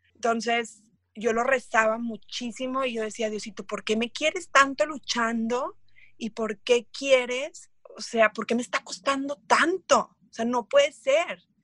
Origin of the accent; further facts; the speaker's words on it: Mexico; soy mexicana, saltadora de longitud